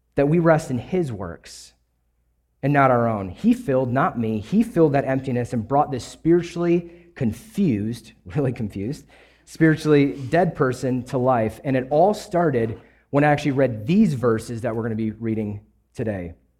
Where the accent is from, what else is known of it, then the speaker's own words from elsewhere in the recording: Kenosha, Wisconsin, United States; also born or lived in Louisiana; I grew up in Wisconsin, uh, Kenosha, Wisconsin, actually, right on the border of Illinois.